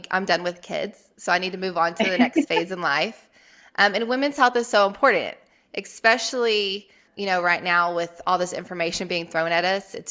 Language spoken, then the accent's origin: English; Texas Hill Country, United States; now in Lubbock, United States; I'm from the Hill Country. I went to Texas State in San Marcos